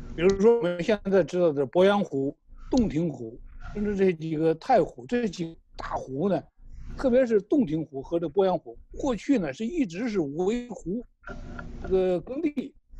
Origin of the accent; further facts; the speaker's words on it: China; 我们中国人